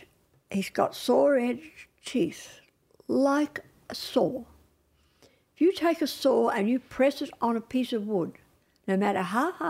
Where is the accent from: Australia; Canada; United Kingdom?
Australia; I'm an Australian